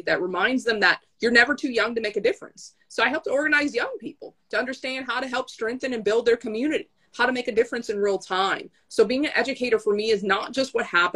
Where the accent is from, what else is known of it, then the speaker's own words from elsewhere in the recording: St. Paul, Minnesota, United States; I'm here in St. Paul, Minnesota, and that's my hometown